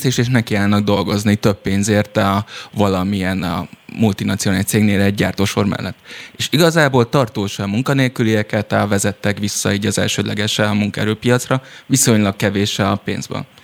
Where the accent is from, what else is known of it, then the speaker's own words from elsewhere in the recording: Szilvágy, Zala, Hungary; Szilvágyon, ahol felnőttem